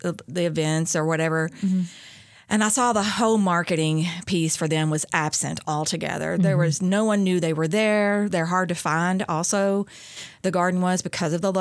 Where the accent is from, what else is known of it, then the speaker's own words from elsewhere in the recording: Owensboro, Kentucky, United States; also born or lived in Lexington, Kentucky; I was born and raised in Owensboro